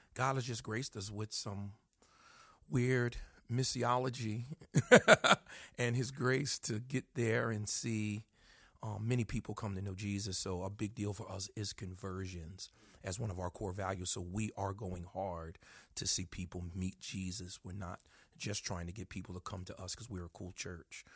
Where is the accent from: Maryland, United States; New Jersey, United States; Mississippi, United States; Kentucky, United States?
New Jersey, United States; Paterson; also born or lived in Camden, New Jersey; I was born in Paris, New Jersey, which is North Jersey, close to Manhattan.